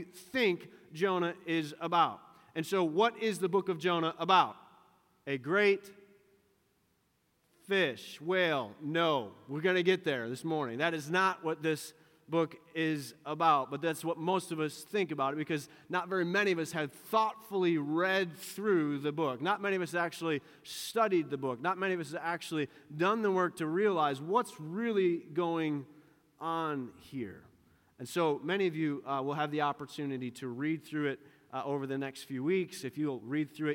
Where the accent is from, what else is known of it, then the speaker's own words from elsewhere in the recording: Western New York, United States; the dairy farm that I grew up on here in Western New York